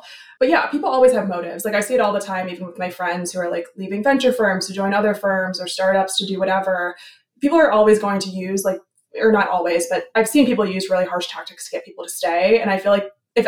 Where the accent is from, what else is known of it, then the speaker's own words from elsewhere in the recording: New Jersey, United States; moved away; I grew up in New Jersey, kind of far away from that kind of culture.